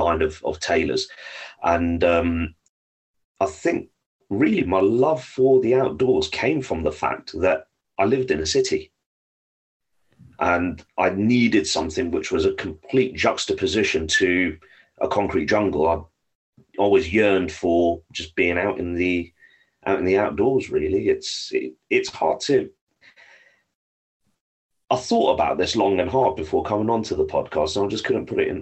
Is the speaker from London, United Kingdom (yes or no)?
yes; London, United Kingdom; now in Norfolk, United Kingdom; I was born and raised in London, in pretty much central London. I now live in rural UK. I live in Norfolk